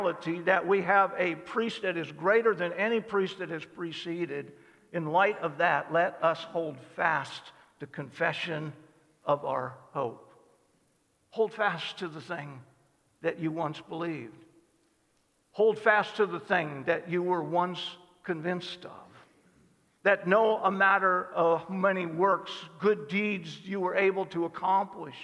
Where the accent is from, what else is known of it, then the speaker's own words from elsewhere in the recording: Cozad, Nebraska, United States; also born or lived in South Dakota; we moved from South Dakota to Cozad